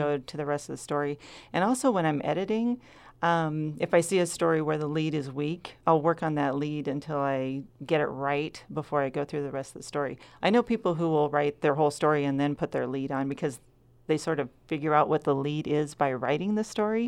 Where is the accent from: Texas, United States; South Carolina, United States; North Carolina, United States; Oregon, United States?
Oregon, United States; Rogue River; I was born in Southern Oregon and raised here.